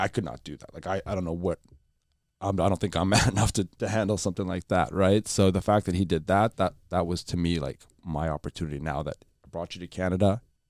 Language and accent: English; Lebanon; born there; We grew up a little bit. Like I was born in Lebanon. I'm half Palestinian, half Pakistani. So we were born during the war, civil war.